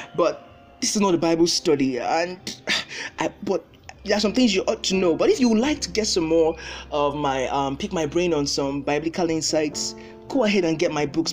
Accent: Nigeria; As a Nigerian

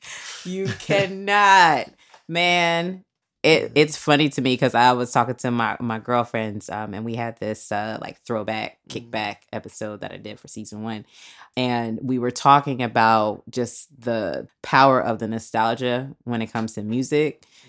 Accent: Silver Spring, Maryland, United States; I grew up in Maryland, in Silver Spring.

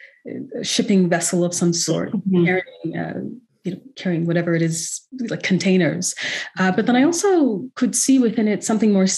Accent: West Coast, Canada; I'm from the West Coast

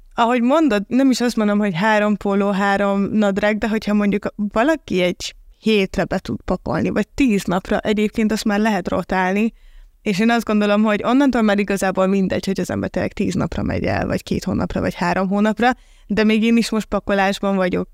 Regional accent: Hungary; moved away; also born or lived in Budapest; én is ugye vidéki vagyok

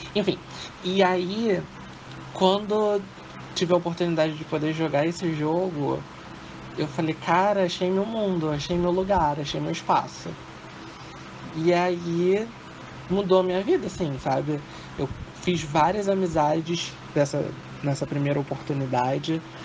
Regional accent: Rio de Janeiro, Brazil; Sou do Rio de Janeiro. Sou do Honório Gurgel, Rio de Janeiro.

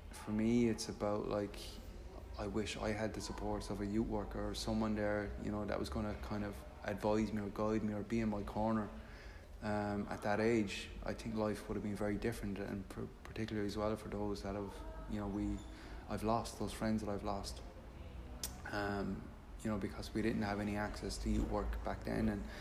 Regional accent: Limerick, Munster, Ireland; I grew up in Limerick

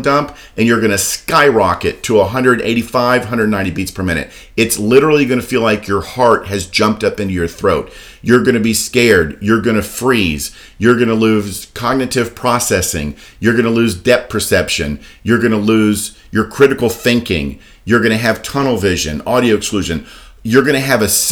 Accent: Daytona Beach, Florida, United States; I was born and raised in Daytona Beach my whole life

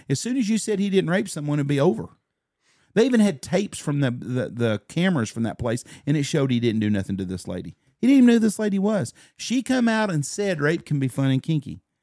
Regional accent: United States; As an American citizen

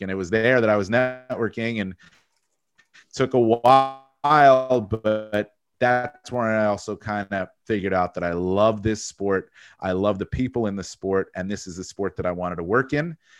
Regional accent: Fair Lawn, New Jersey, United States; also born or lived in Tucson, Arizona; I grew up in New Jersey, Northern Jersey, where I live now. I live in a town, Fairlawn, New Jersey. It's where I grew up.

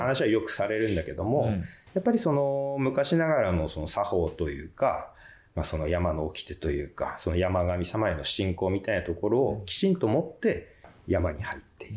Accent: Oga, Akita, Japan; now in Kitaakita, Japan; 僕は小川の出身

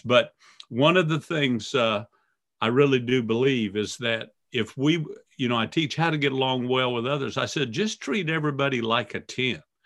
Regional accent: Miami, Florida, United States; growing up in Miami and on the beaches of Florida

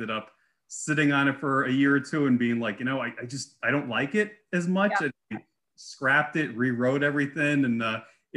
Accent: New Jersey, United States; I grew up in New Jersey

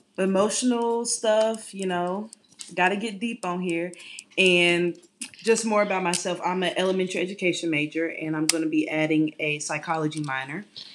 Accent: Chattanooga, Tennessee, United States; also born or lived in Jacksonville, Florida / Tuscaloosa, Alabama; I'm from Jacksonville, Florida, but I basically grew up here in Chattanooga.

